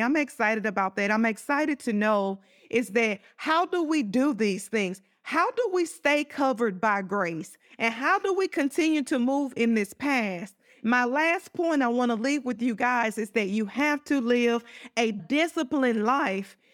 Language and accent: English; Southern, United States; accent: Southern country; my Southern country accent